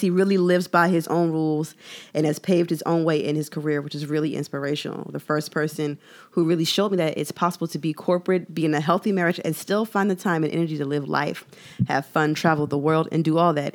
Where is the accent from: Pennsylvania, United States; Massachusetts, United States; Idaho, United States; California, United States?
Pennsylvania, United States; Philadelphia; my Philadelphia citizenship